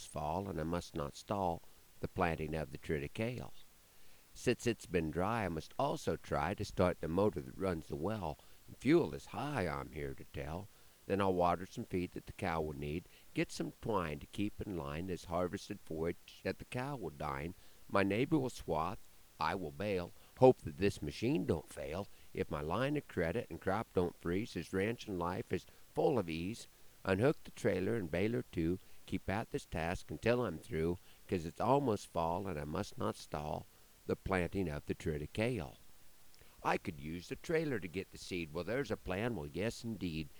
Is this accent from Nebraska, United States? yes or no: yes; Broken Bow, Nebraska, United States; part of a show in my hometown